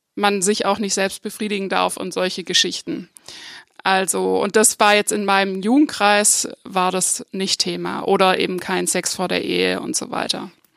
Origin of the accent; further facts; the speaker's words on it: Upper Swabia, north of Lake Constance, Baden-Württemberg, Germany; now in Freiburg, Germany; ich komme aus dem Oberschwäbischen, nördlich vom Bodensee, ähm, aus einer Kleinstadt